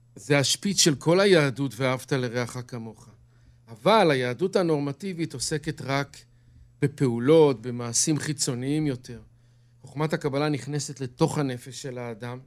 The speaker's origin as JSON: {"language": "Hebrew", "town": "Bnei Brak", "region": "Tel Aviv District", "country": "Israel", "tie": "born or raised there", "moved": "yes", "lives_now": "Kiryat Ye'arim, Israel", "said": "גדלתי בבני ברק"}